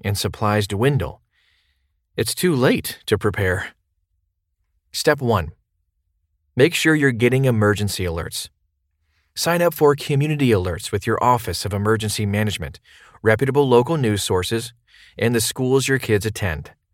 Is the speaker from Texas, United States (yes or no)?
no; New Orleans, Louisiana, United States; my hometown of New Orleans